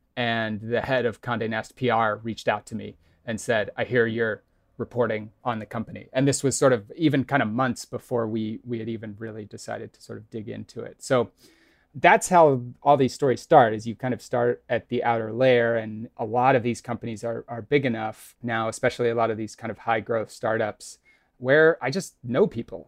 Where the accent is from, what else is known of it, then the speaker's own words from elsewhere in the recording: Kansas City, Missouri, United States; moved away; I'm from Kansas City, Missouri